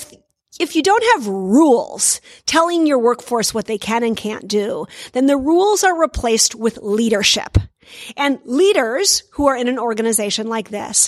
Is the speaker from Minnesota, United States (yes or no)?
yes; Minnesota, United States; I come from Minnesota in the U.S.